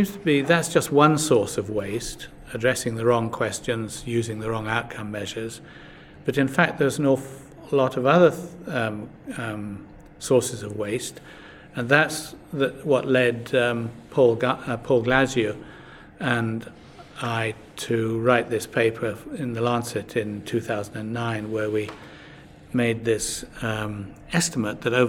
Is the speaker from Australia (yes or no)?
no; United Kingdom; as a Brit